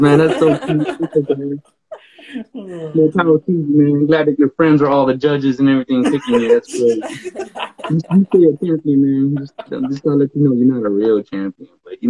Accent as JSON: {"language": "English", "town": "Fresno", "region": "California", "country": "United States", "tie": "born or raised there", "also_born_or_lived": "Hawaii", "moved": "as an adult", "said": "growing up where I grew up in Fresno, where nothing comes from."}